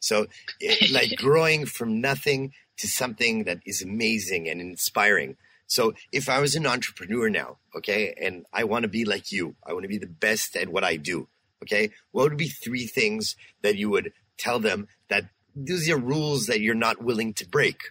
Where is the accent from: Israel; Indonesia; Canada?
Canada; We're Canadians too here.